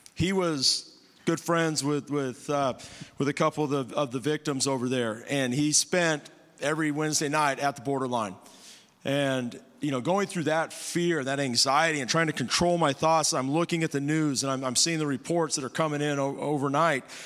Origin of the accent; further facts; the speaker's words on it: Bakersfield, California, United States; moved away; Myself, my wife, we're, we're from Bakersfield.